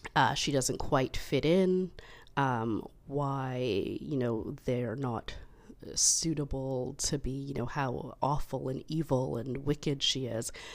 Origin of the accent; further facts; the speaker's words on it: Canada; as a Canadian, you know, we're part of the Commonwealth